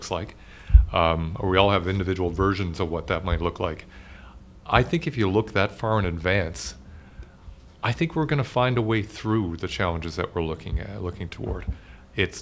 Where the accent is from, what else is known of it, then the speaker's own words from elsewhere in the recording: rural Newfoundland, Newfoundland and Labrador, Canada; now in Toronto, Canada; I grew up in rural Newfoundland